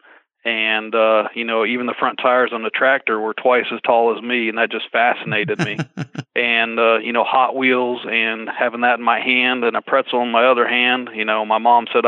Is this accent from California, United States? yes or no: no; Indiana, United States; Being a farm boy at heart where I grew up in Indiana